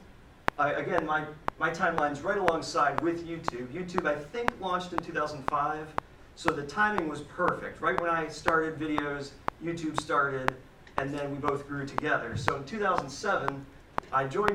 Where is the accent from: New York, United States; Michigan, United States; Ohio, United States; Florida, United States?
Ohio, United States; Parkman; Born and raised in Parkman, Ohio, so I really haven't, you know, traveled that far